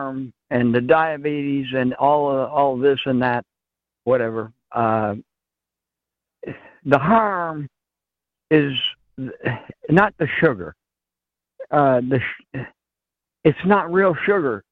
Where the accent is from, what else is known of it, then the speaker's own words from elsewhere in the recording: New Hampshire, United States; moved away; I am from New Hampshire